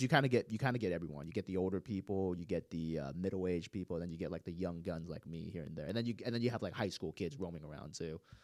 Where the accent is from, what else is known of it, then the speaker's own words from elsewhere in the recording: Gwinnett County, Georgia, United States; I grew up in Gwinnett County